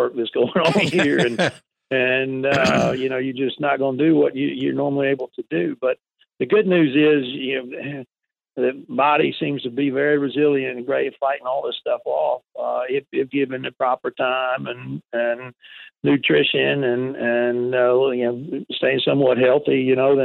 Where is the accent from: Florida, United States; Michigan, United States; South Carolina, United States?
South Carolina, United States; moved away; I grew up in South Carolina